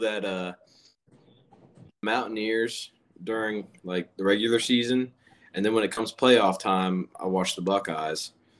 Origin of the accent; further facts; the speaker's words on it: Zanesville, Ohio, United States; moved away as an adult; now in Wheeling, United States; I'm from Zanesville, Ohio.